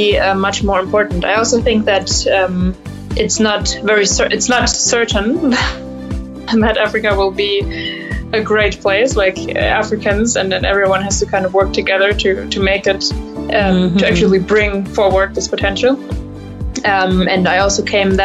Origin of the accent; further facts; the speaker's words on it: Germany; I'm German. Right now, I'm also in Germany. Mm-hmm. I'm an entrepreneur from Germany